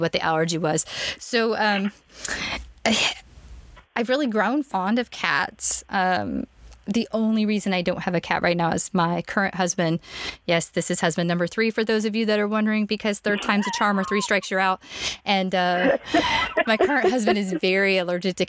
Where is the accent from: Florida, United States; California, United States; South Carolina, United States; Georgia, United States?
Florida, United States; Orlando; moved away; also born or lived in Memphis; I grew up in Orlando, which, okay, Floridians like to say that we're Southerners, but we're not.